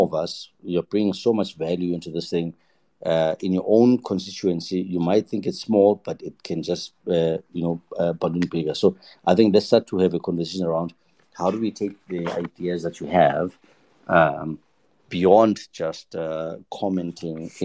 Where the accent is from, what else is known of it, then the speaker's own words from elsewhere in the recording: Johannesburg, Gauteng, South Africa; I grew up in Joburg. So I was born in Soweto.